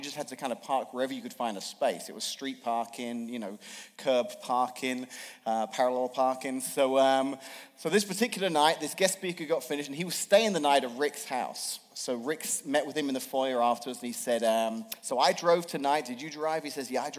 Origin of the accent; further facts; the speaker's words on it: England, United Kingdom; now in Washington, United States; I'm from England and grew up there.